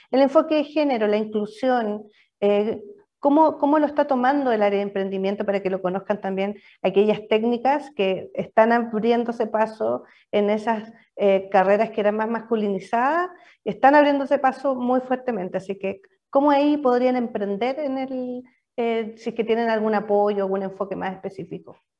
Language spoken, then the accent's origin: Spanish; Biobío, Chile; yo también soy, de región, soy de, de Bio